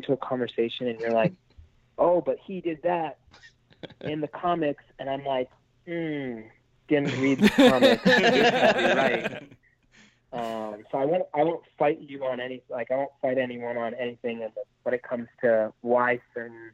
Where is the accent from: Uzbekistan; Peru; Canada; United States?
Canada; moved away; I'm Canadian